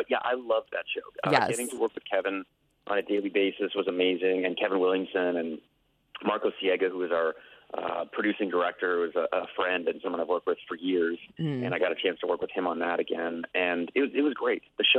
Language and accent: English; Canada; moved away as an adult; now in Los Angeles, United States; I was born and raised in Canada, and I moved here when I was about 21, and I'm now 41.